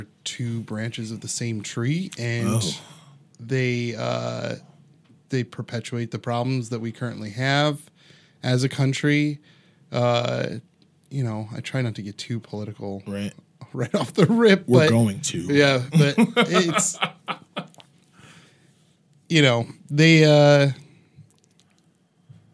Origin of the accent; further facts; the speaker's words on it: Los Angeles, California, United States; I was born in Los Angeles.